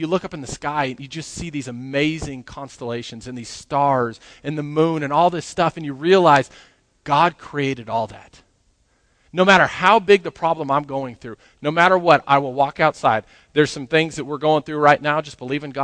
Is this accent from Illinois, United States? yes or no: no; Grand Junction, Colorado, United States; moved away as an adult; also born or lived in New Mexico; now in Lubbock, United States; I grew up in Grand Junction, Colorado